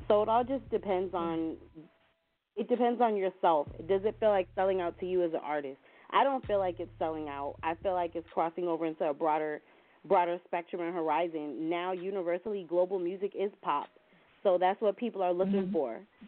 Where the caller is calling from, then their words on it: Williamsburg, Virginia, United States; I'm calling from Williamsburg, Virginia.